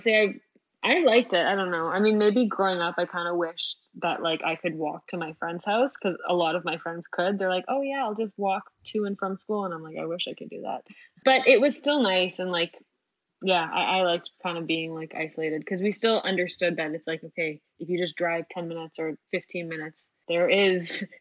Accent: Schaumburg, Illinois, United States; I was playing for the first time in like my hometown in Schaumburg.

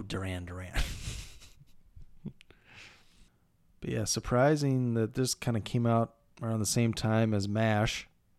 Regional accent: Minnesota, United States; We're from Minnesota.

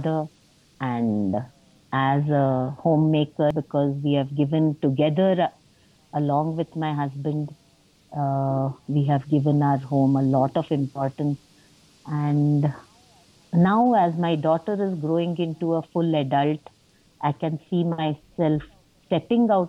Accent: Mumbai, Maharashtra, India; moved away; I grew up in Bombay, now Mumbai

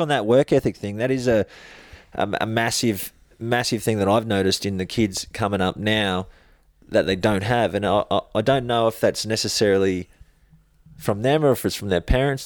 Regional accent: Logan, Queensland, Australia; grew up in Logan

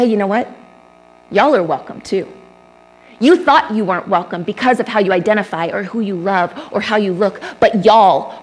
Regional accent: Texas, United States; I grew up in Texas

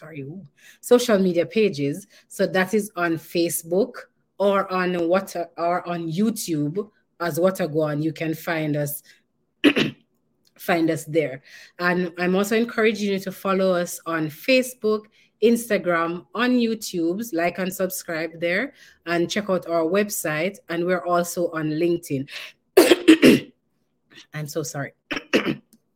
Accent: Jamaica; from none other than Jamaica. Yes, our yard.

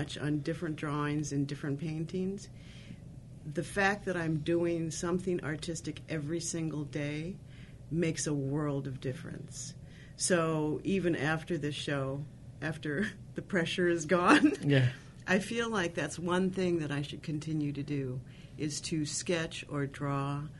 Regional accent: United States; even though I'm of Japanese ancestry, I am so American

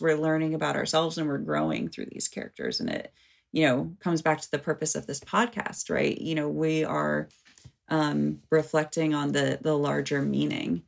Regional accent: United States; as an American

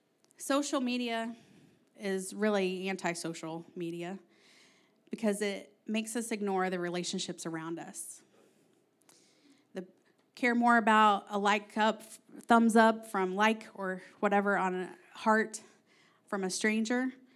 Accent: Kentucky, United States; accent: Kentucky; now in Ohio, United States; For example, if you don't know, I grew up in Southeast Kentucky. And when Aaron met me, my accent was thick, okay? Now, I moved to Ohio, and I started talking like all y'all northerners up here.

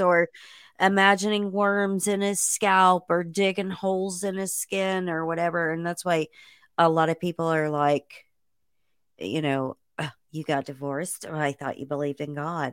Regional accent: Indiana, United States; I grew up in Indiana

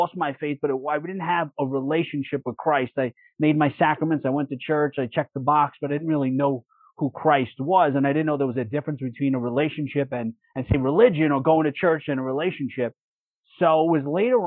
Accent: New York City, New York, United States; I grew up in Brooklyn, in Bensonhurst, Brooklyn

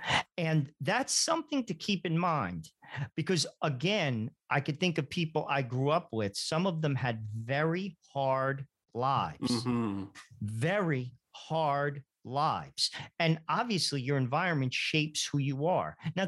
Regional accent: United States; I lived in a house. I was born in America.

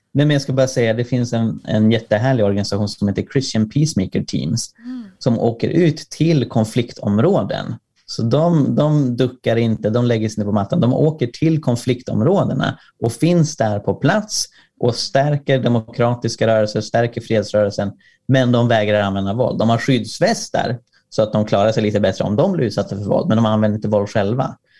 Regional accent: Sweden; jag är från Sverige

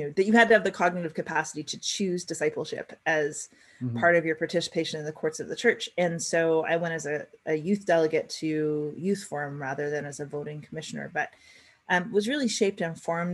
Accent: British Columbia, Canada; also born or lived in Alert Bay, British Columbia / Oak Bay, Victoria, British Columbia; now in Vancouver, Canada; when we moved from Alert Bay, where I was born, to Oak Bay when I was 17 months old

